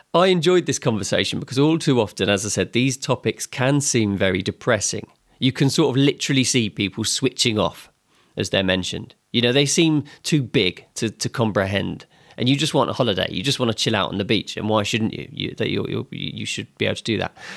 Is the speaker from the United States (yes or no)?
no; England, United Kingdom; my home country